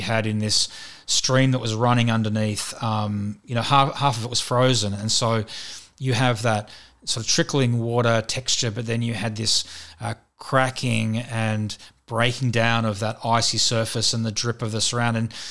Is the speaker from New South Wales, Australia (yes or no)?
yes; Sydney, New South Wales, Australia; I grew up in Western Sydney, around, um, North Mead